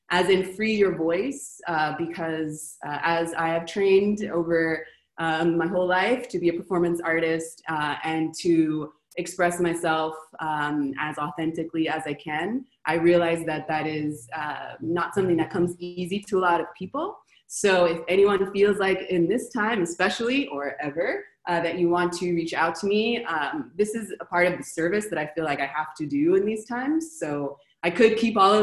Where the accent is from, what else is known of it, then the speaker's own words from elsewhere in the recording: Los Angeles, California, United States; moved away as an adult; now in Argentina; I was born in Los Angeles